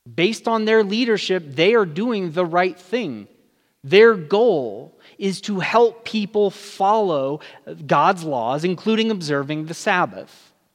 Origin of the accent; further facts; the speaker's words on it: California, United States; moved away as an adult; now in Albuquerque area, New Mexico, United States; I'm new to the area, I'm from California.